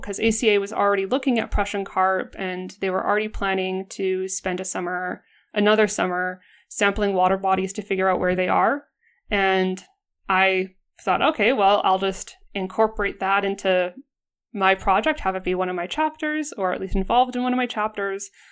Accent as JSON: {"language": "English", "region": "Alberta", "country": "Canada", "said": "I'm from Alberta and, like, every Albertan"}